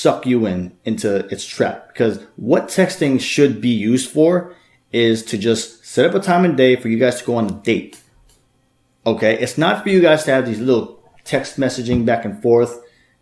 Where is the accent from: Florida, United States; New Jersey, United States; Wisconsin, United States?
New Jersey, United States; Bloomfield; I'm actually from Jersey myself